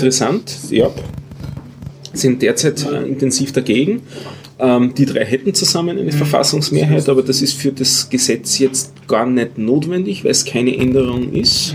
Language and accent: German; Austria; wo unsere Innenministerin äh, wieder zitiert worden ist